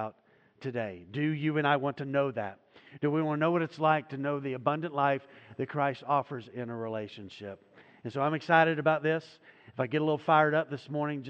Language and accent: English; United States; Growing up in the United States of America